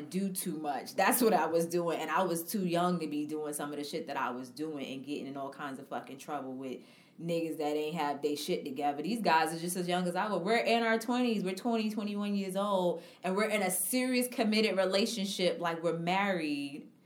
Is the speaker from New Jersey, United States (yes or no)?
no; New York City, New York, United States; I'm from Harlem